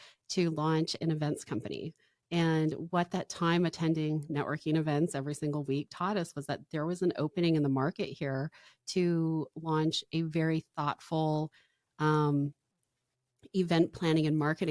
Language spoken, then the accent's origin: English; Valdez, Alaska, United States; I grew up in Valdez, Alaska.